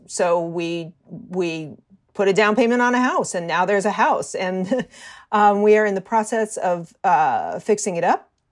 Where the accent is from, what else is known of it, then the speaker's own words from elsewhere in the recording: Hartford, Connecticut, United States; moved away as an adult; also born or lived in Baltimore / Chicago; now in New York, United States; I grew up outside of Hartford, Connecticut